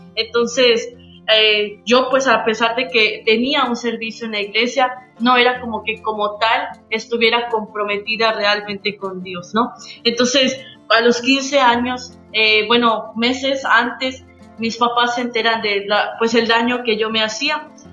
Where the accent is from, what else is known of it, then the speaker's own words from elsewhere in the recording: Yucatán, Mexico; la que somos nosotros como yucatecos.